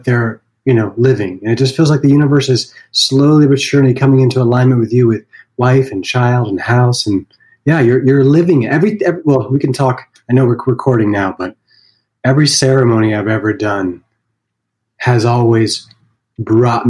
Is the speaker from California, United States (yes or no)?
no; Vermont, United States; I grew up in Vermont